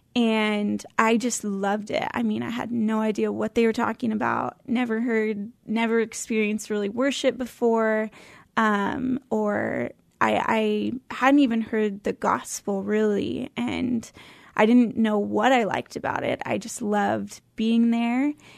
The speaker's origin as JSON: {"language": "English", "town": "Oak Harbor", "region": "Washington", "country": "United States", "tie": "born or raised there", "also_born_or_lived": "California", "said": "I grew up on Whidbey Island"}